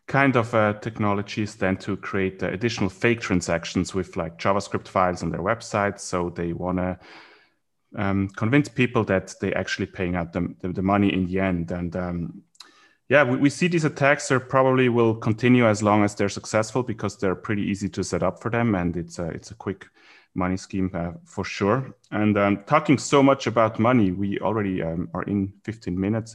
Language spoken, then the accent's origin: English; Switzerland; now in Singapore; so I'm from Switzerland originally. I live in Singapore right now